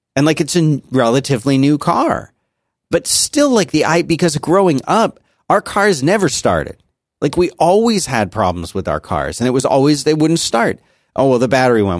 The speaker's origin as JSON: {"language": "English", "town": "Philadelphia", "region": "Pennsylvania", "country": "United States", "tie": "born or raised there", "moved": "yes", "said": "growing up in Philadelphia, we had miserable winters and we had miserable summers"}